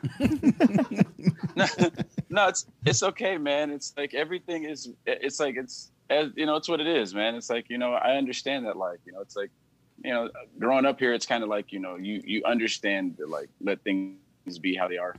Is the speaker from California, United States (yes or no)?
yes; Compton, California, United States; I'm from LA. I'm from here. I'm from Compton